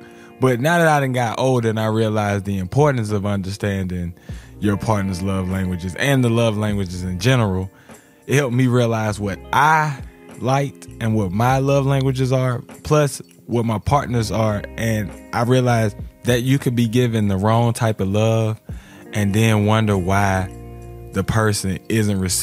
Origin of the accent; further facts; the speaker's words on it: Alabama, United States; growing up in Alabama